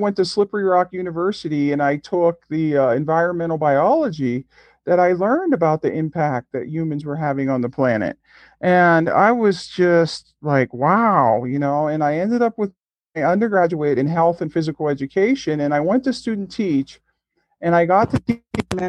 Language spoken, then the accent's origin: English; just outside of Pittsburgh, Western Pennsylvania, United States; I grew up in Western Pennsylvania, just outside of Pittsburgh